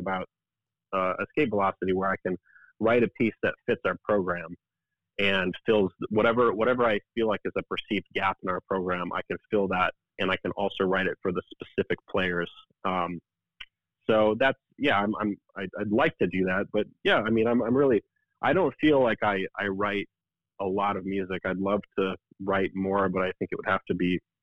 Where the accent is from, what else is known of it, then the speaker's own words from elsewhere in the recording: Aberdeen, South Dakota, United States; moved away as an adult; now in Lincoln, United States; I grew up in South Dakota, believe it or not. And Aberdeen, South Dakota, it's a pretty small town